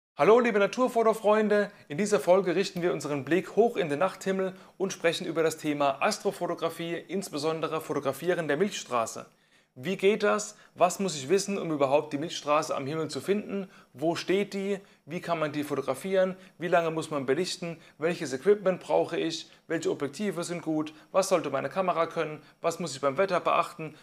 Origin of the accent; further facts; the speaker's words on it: Mannheim metropolitan area, Baden-Württemberg, Germany; da, wo ich herkomme, ich bin ja im Großraum Mannheim hier